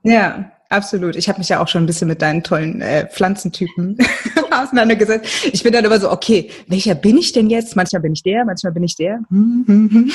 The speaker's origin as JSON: {"language": "German", "town": "Mainz", "region": "Rhineland-Palatinate", "country": "Germany", "tie": "born or raised there", "moved": "as an adult", "said": "im Studium bin ich noch in meiner Heimatstadt in Mainz geblieben"}